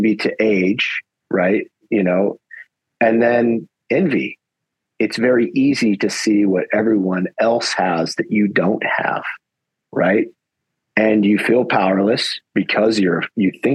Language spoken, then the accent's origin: English; United States; I'm an American.